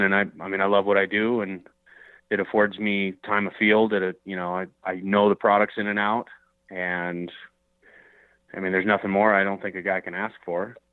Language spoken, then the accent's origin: English; Minnesota, United States; I grew up in the Midwest in uh, in Minnesota, and you know, grew up grouse hunting, duck hunting